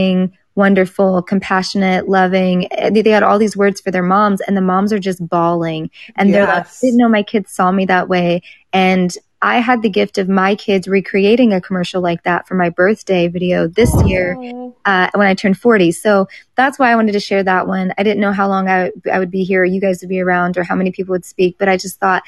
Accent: Tornado Alley, United States; I grew up in Tornado Alley

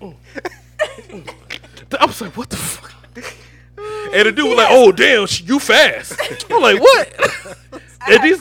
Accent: Georgia, United States; born or raised there; also born or lived in California

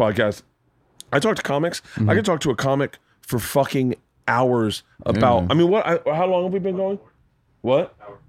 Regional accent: Florida, United States; moved away as an adult; now in Los Angeles, United States; growing up in Florida.

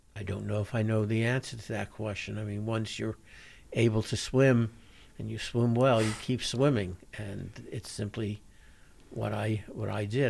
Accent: New York City, New York, United States; moved away; I grew up in Brooklyn, New York

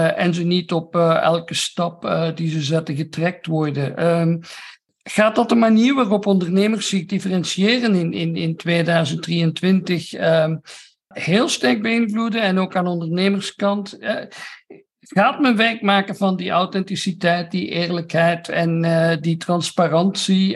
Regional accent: Belgium; altijd als Belg

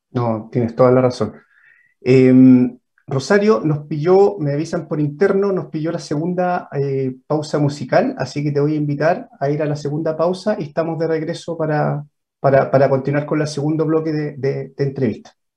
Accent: Chile; somos los chilenos

